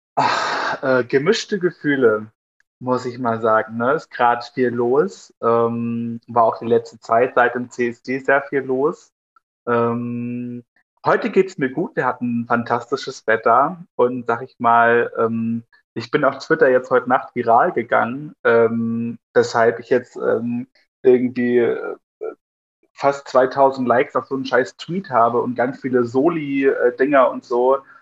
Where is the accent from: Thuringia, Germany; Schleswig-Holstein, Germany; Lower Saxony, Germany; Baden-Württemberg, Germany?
Thuringia, Germany; Altenburger Land; aus dem Altenburger Land, dort wo ich herkomme